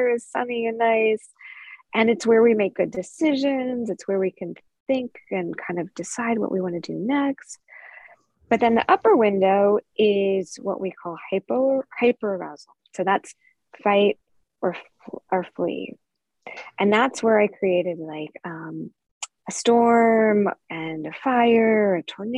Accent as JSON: {"language": "English", "region": "California", "country": "United States", "said": "I'm from California where we have redwood trees"}